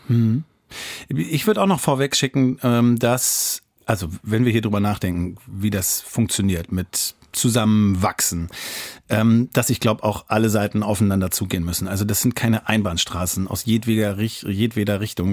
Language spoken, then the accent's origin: German; Lower Saxony, Germany; bei uns in Niedersachsen